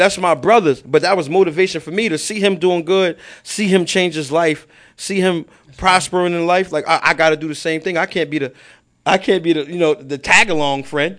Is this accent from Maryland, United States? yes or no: no; New York City, New York, United States; I'm from Baisley. Well, I'm from both sides